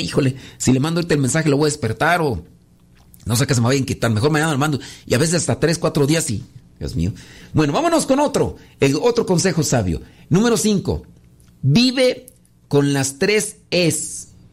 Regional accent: Mexico; soy de México

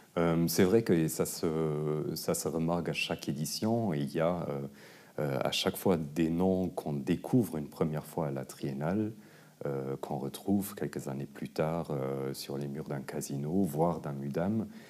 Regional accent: Luxembourg; moved away; je venais du Luxembourg

